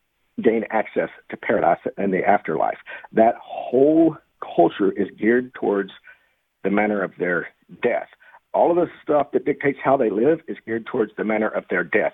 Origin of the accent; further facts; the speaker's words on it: Tyler, Texas, United States; since I got back to my hometown of Tyler, Texas, back in 2018 and working here.